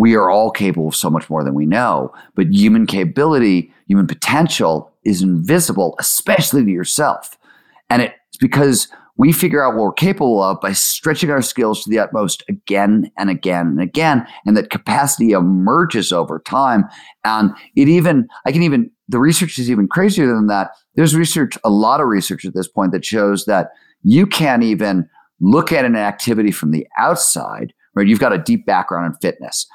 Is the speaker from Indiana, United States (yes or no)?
no; Cleveland, Ohio, United States; I grew up in Cleveland, Ohio